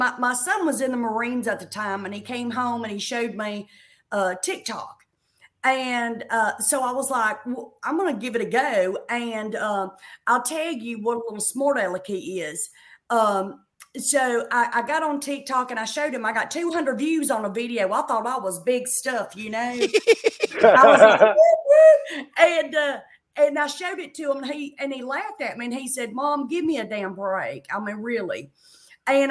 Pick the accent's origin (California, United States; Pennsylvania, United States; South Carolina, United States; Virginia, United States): South Carolina, United States; I'm from South Carolina